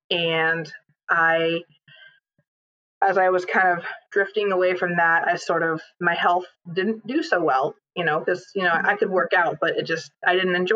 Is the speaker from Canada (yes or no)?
yes; British Columbia, Canada; moved away; also born or lived in Fort St. John, British Columbia; I'm actually a Canadian. I was born and raised in British Columbia